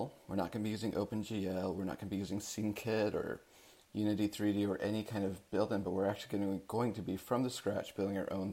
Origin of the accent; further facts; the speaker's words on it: Salt Lake City, Utah, United States; moved away as an adult; now in Seattle, United States; I'm originally from Salt Lake City, Utah.